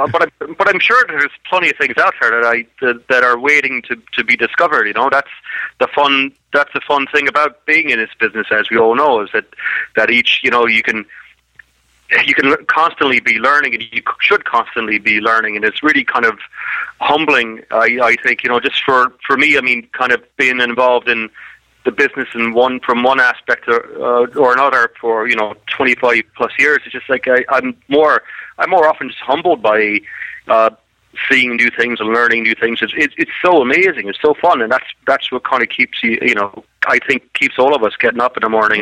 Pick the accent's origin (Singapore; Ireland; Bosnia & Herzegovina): Ireland; From the south. So I'm actually far more interested in rugby than I am in soccer.